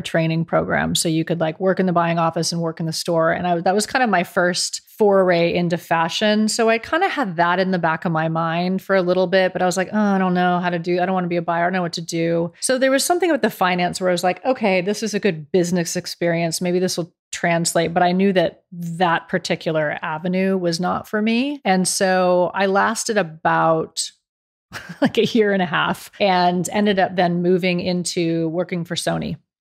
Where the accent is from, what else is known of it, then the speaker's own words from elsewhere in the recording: near Berkeley, California, United States; moved away as an adult; also born or lived in Dallas / New York; as a California girl, I grew up near Berkeley